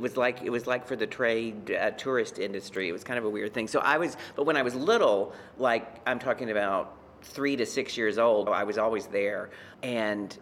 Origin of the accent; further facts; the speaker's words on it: Beaumont, Texas, United States; moved away as an adult; now in New York, United States; my hometown of Beaumont, Texas